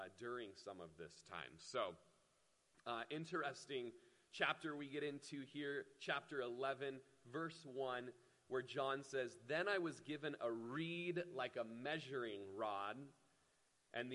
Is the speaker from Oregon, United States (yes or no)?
yes; Klamath Falls, Oregon, United States; moved away; the house I grew up in Klamath Falls